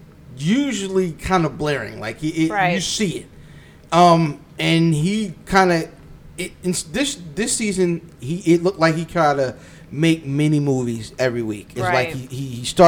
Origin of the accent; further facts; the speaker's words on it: Severn, Maryland, United States; I'm from Severn